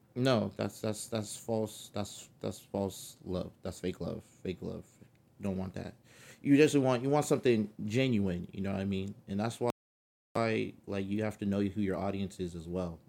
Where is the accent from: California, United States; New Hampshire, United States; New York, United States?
California, United States; accent: California; my California accent